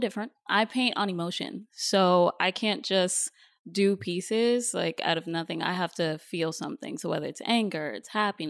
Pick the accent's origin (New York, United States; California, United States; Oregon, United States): New York, United States; now in Los Angeles, United States; Like you mentioned, I am from New York, so I just moved to LA about 3 months ago.